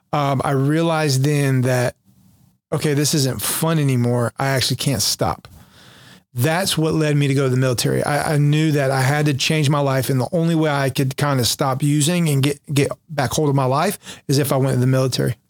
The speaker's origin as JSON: {"language": "English", "town": "Jacksonville", "region": "North Carolina", "country": "United States", "tie": "born or raised there", "said": "My orders went back to Jacksonville, my hometown where I was stationed from."}